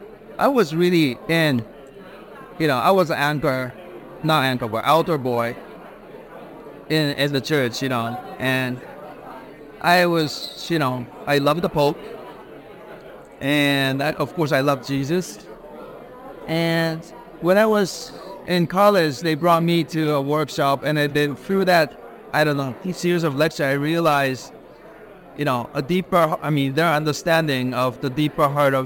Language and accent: English; Tokyo, Japan; also born or lived in Sydney, Australia / New York, United States; I was born in Sydney, raised in Tokyo and in New York.